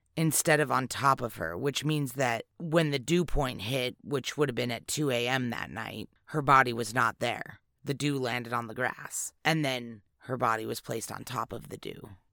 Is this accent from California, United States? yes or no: yes; California, United States; moved away; growing up in California